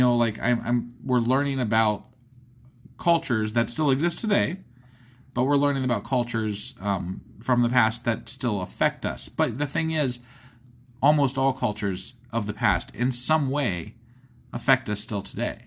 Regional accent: Ohio, United States; I'm from Ohio

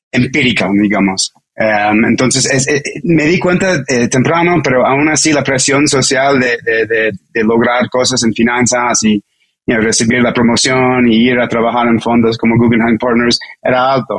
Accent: New York, United States; Spanish is a second language; moved away as an adult; now in Mexico; soy un, un neoyorquino ah, con, un, papá eh, con descendencia de, China y mi mamá americana

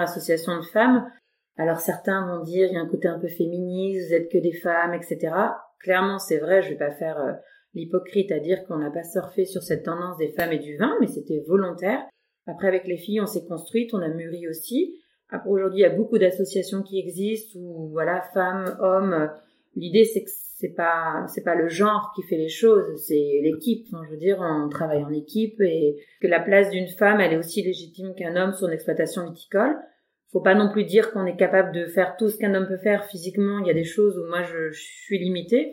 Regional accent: Louvois, Grand Est, France; j'ai grandi un peu à Louvois et j'y vis maintenant

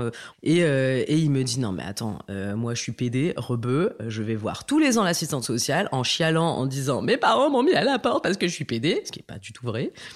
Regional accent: northern France, France; moi j'ai grandi dans le nord de la France, euh, je suis née là-bas

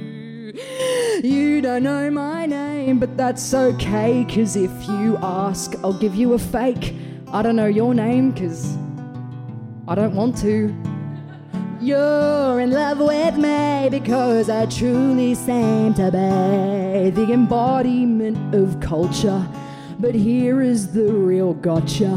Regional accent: Bathurst, New South Wales, Australia; I'm from Bathurst.

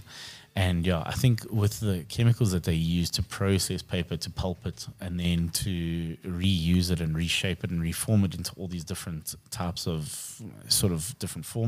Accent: Krugersdorp, Gauteng, South Africa; Krugersdorp, my hometown

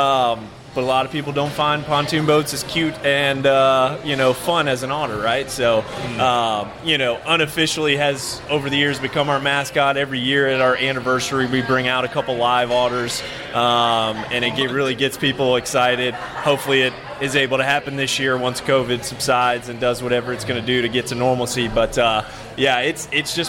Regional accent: Florida, United States; now in Georgia, United States; I'm originally from Florida

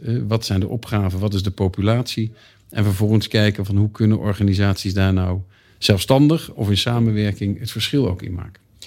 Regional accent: Eindhoven, North Brabant, Netherlands; moved away as an adult; also born or lived in Leiden; ik kom uit Eindhoven. Toen ik in 1989 ging studeren in Leiden

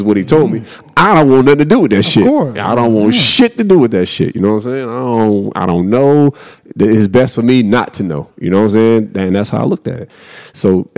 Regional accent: Raleigh, North Carolina, United States; I'm from Raleigh

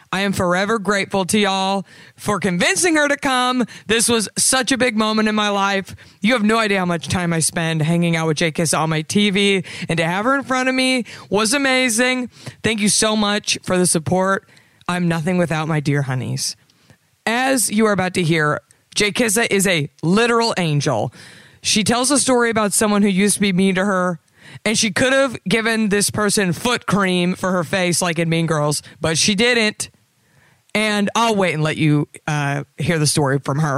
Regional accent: Dallas, Texas, United States; my hometown of Dallas, Texas

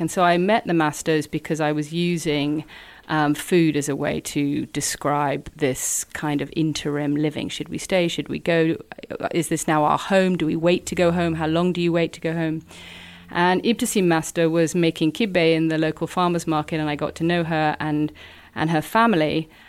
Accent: New York, United States; moved away; I was born in New York and spent a lot of time living there

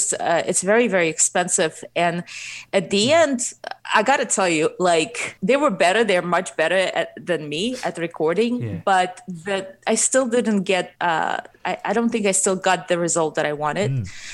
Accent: Ukraine; first language Russian; English is a second language; I'm actually originally from Ukraine, so my first language is Russian. So I probably have an accent when I sing.

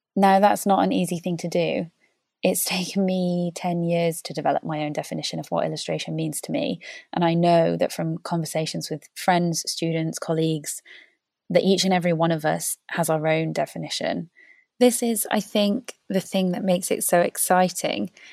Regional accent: Wales, United Kingdom; When I was little, growing up in Wales

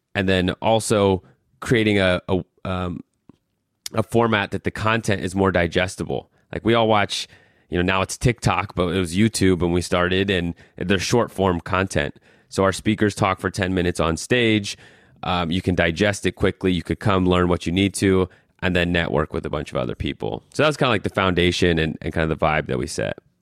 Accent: Colorado, United States; moved away as an adult; also born or lived in New York; I'm from Colorado

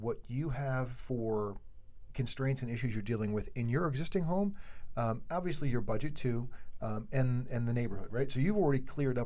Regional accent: East Coast, United States; we are from the East Coast. We don't have Ramblers on the East Coast

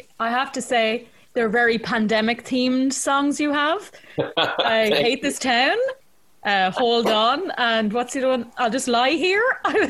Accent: Ireland; I'm from Ireland. You walk everywhere.

